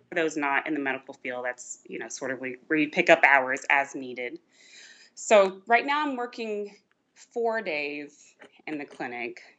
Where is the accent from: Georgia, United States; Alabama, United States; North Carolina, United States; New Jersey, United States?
Georgia, United States; moved away as an adult; now in Virginia, United States; I grew up not in Virginia at all. I actually grew up in Georgia.